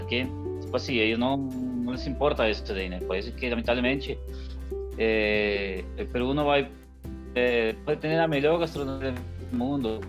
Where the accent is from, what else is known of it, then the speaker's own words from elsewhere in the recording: Peru; now in Brazil; Vamos a hablar como peruanos.